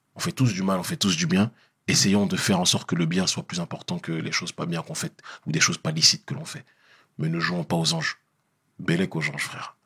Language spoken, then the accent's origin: French; France; je suis né euh, en France, j'ai vécu trois quarts de ma vie en France